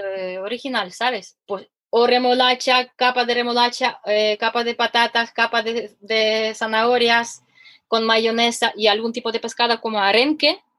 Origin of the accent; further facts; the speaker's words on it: Ukraine; Spanish is a second language; now in Spain; mi acento peculiar que soy ucraniana